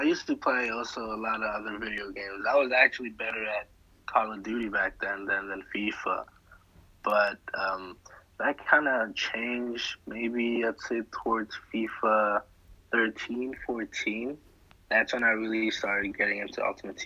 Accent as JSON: {"language": "English", "country": "Senegal", "moved": "yes", "said": "I'm originally from Senegal."}